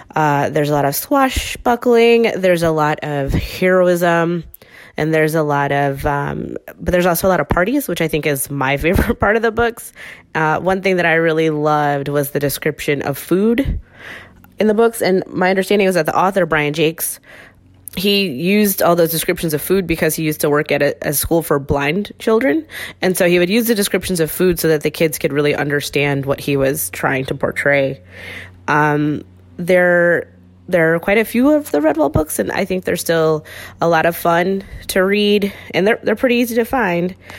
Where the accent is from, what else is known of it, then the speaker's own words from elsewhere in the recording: Chicago, Illinois, United States; I'm from Chicago